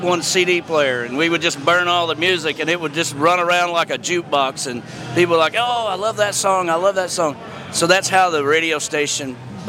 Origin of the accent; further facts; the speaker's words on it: Harrison Bay, Tennessee, United States; I'm from a little town outside of Chattanooga, Tennessee called Harrison Bay on the lake. There's a big lake that runs through Tennessee that ends up into the Tennessee River and flows down to the Mississippi called Chickamauga Lake. Okay. And we live on the lake in Harrison Bay.